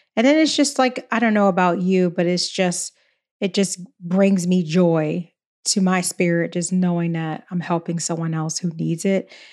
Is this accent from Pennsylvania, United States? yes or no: yes; Philadelphia, Pennsylvania, United States; I'm from Philly.